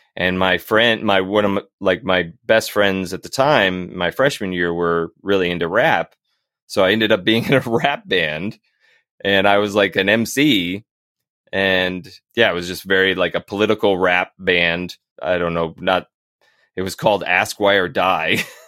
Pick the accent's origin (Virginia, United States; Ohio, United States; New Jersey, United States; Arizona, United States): Virginia, United States; Northern; moved away as an adult; also born or lived in North Carolina; now in Hillsborough, United States; I was born in North Carolina, but I was raised mostly in Northern Virginia.